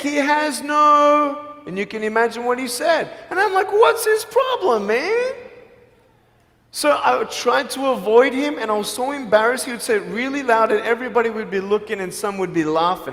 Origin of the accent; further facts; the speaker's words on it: Australia; now in Los Angeles, United States; I'm from Australia.